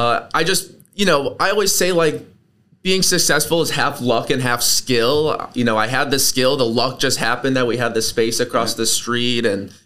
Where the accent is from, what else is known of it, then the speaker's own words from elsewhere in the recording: Buffalo, New York, United States; moved away as an adult; also born or lived in Providence, Rhode Island; I grew up in Buffalo, New York, was there until I graduated high school